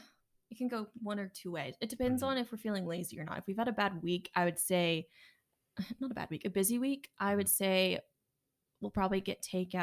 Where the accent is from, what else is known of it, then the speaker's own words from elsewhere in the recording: McKinney, Texas, United States; I'm originally from McKinney, Texas, which is about 45 minutes north of Dallas.